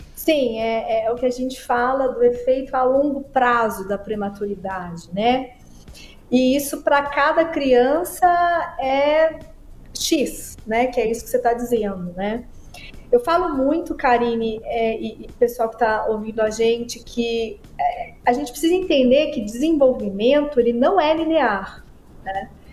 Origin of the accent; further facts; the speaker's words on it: Araxá, Minas Gerais, Brazil; Eu sou prematura, nasci com 29 semanas em Araxá